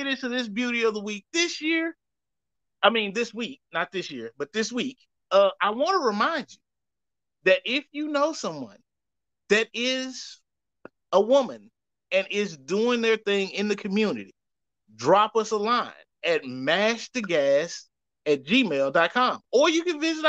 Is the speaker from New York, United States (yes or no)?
no; Louisiana, United States; I'm from Louisiana, and that's how we pronounce that.